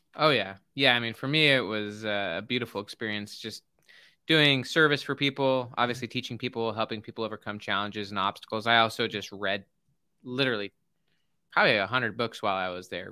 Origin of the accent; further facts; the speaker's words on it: Salt Lake City, Utah, United States; I grew up in Salt Lake City, Utah